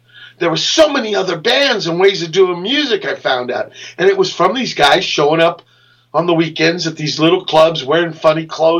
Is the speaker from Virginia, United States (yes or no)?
yes; Virginia, United States; You know, when I came from Virginia, all I knew was Pedro guys.